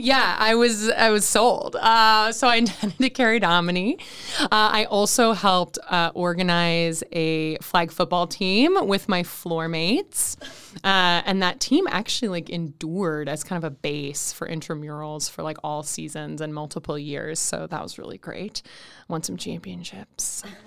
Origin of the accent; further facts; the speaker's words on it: Saint Paul, Minnesota, United States; am originally from Saint Paul, Minnesota, which is also where I currently live